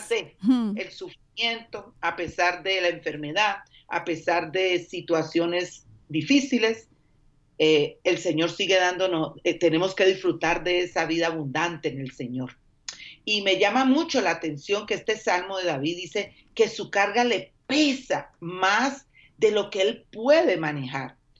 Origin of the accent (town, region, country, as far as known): Colombia; moved away